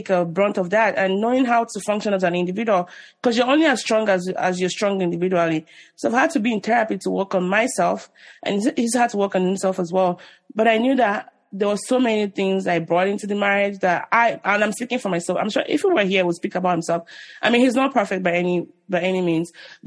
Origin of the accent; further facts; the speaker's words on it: Nigeria; as a Nigerian, or even an African